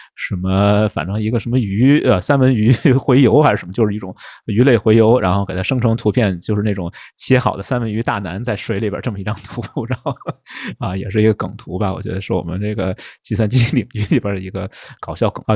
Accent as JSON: {"language": "Chinese", "region": "Beijing", "country": "China", "accent": "Beijing dialect", "said": "用北京话说"}